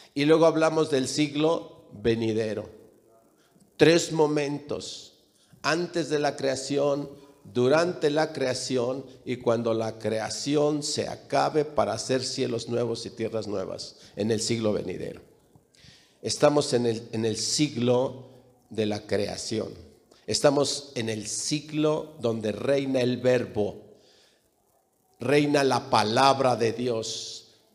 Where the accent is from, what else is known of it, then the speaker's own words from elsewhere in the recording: León, Guanajuato, Mexico; also born or lived in Jalisco / Mexico City; mis padres son de Jalisco, yo nací en León y me registraron en la Ciudad de México